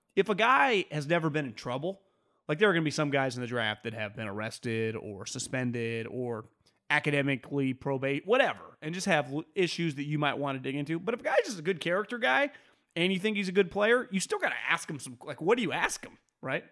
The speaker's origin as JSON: {"language": "English", "town": "Davis", "region": "California", "country": "United States", "tie": "born or raised there", "said": "growing up in Davis"}